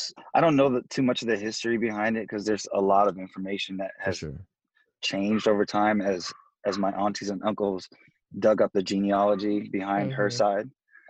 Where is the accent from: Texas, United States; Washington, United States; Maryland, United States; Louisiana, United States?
Washington, United States; Seattle; Because I'm from the West Coast, I can hear the West Coast influence.